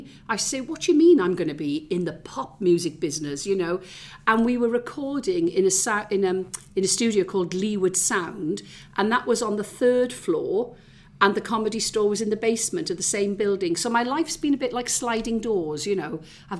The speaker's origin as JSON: {"language": "English", "town": "Pontygwaith", "region": "Wales", "country": "United Kingdom", "tie": "born or raised there", "also_born_or_lived": "Tylerstown", "moved": "as an adult", "said": "But I'm a Valleys girl. I was born in Tylerstown in the Rhondda. Grew up largely in Pontygwaith. Parents moved to Porth just before I left."}